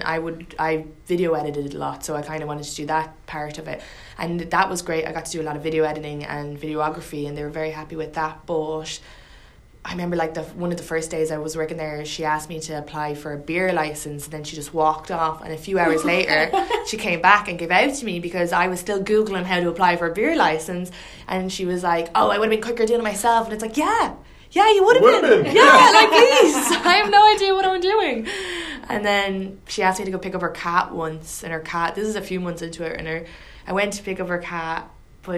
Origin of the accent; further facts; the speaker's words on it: Ireland; moved away; You don't sound Irish, your accent